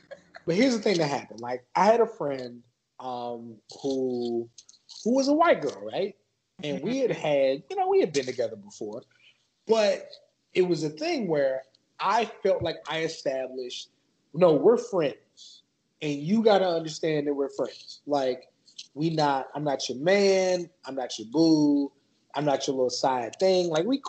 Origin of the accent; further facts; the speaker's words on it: San Antonio, Texas, United States; So I grew up in San Antonio, and San Antonio is like fairly populated with everybody